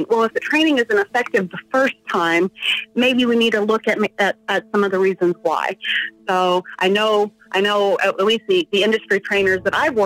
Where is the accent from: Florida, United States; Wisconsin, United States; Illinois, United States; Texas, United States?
Texas, United States; moved away; I'm from Texas originally